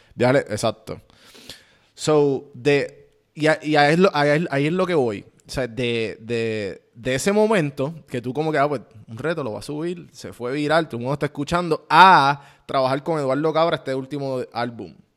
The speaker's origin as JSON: {"language": "Spanish", "country": "Puerto Rico", "said": "para mí como puertorriqueño"}